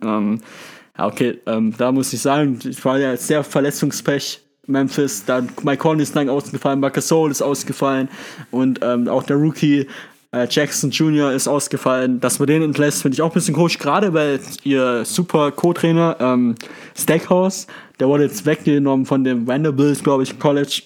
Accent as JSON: {"language": "German", "country": "Germany", "said": "Als Deutscher"}